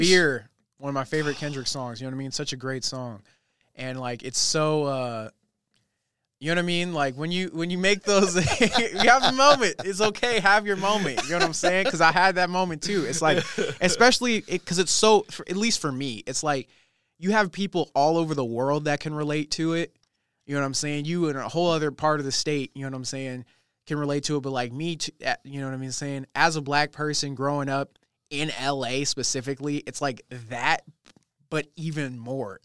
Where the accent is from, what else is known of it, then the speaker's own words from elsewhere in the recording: Los Angeles, California, United States; moved away as an adult; now in Redding, United States; I was born and raised in California my whole life